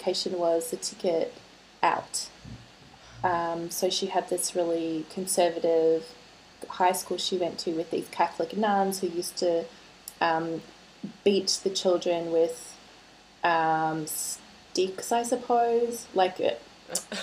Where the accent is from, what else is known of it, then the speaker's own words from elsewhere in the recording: Melbourne, Victoria, Australia; I grew up in Melbourne with her